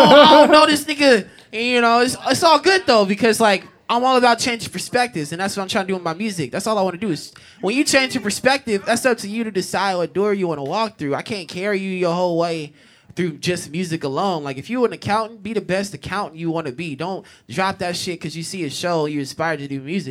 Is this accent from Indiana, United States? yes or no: no; Long Beach, California, United States; now in Portland, United States; my hometown Long Beach